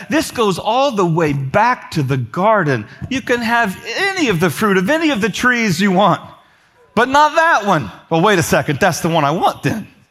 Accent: Indiana, United States; moved away; I'm from Indiana.

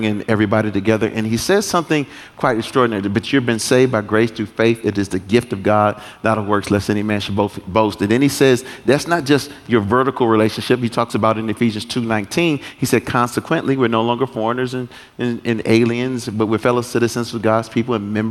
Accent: United States; I'm not from Africa, but they call me African. I'm American

